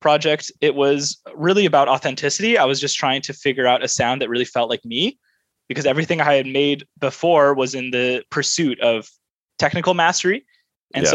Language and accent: English; Vancouver, British Columbia, Canada; born and raised in Vancouver, Canada.